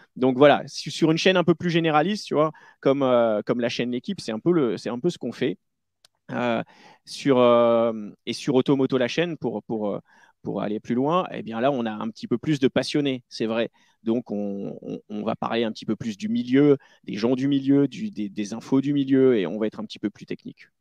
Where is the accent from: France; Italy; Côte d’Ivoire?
France; Charente-Maritime, Nouvelle-Aquitaine; je viens de Charente-Maritime. Et euh, voilà, donc je pas du tout de Paris